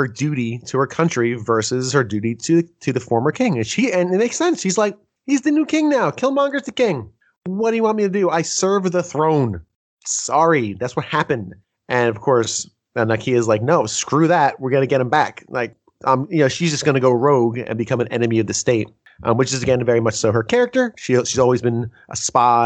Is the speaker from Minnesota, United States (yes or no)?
no; New Jersey, United States; also born or lived in New York; I grew up in New Jersey